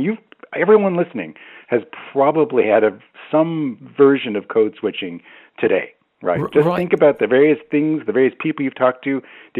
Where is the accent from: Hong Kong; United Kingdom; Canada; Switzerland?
Canada; accent: Canadian; also born or lived in Baltimore; So my accent is completely messed up, and in the sense that I grew up in Canada. I have a sort of moderately strong Canadian accent.